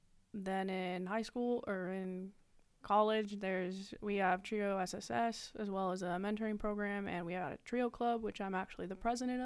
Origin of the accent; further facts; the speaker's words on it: Nampa, Idaho, United States; All right. … from Nampa, Idaho, down south, majoring in human resources, operations management